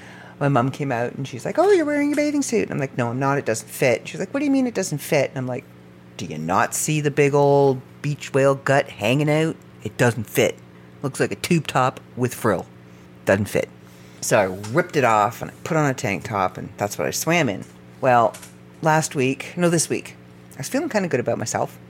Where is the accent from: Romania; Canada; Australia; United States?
Canada; I am first-generation Canadian on his side